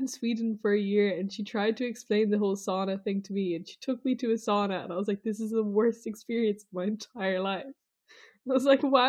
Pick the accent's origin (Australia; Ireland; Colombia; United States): Ireland; I'm Irish.